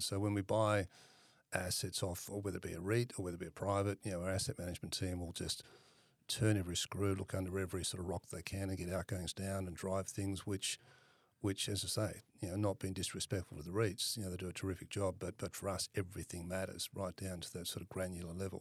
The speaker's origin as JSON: {"language": "English", "town": "Perth", "region": "Western Australia", "country": "Australia", "tie": "born or raised there", "said": "I'm originally from Perth, grew up in Perth"}